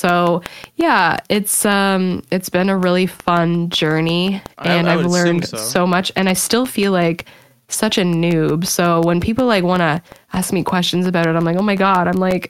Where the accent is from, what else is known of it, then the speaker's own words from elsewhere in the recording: Canada; I'm Canadian